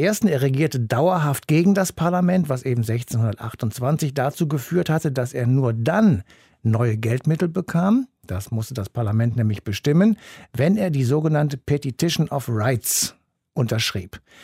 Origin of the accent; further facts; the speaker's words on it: Germany; bei uns in Deutschland